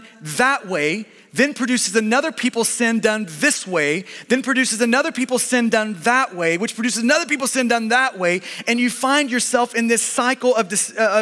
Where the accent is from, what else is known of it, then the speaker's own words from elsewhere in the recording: United States; we're American and because we are Westerners